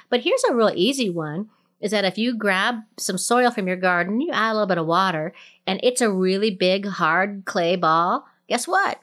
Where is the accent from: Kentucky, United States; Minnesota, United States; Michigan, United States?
Minnesota, United States; now in Colorado, United States; Minnesota Day, which is the you know my home state